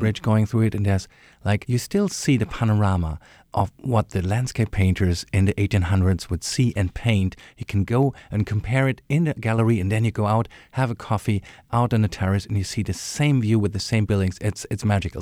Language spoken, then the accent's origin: English; Berlin, Germany; I'm from Berlin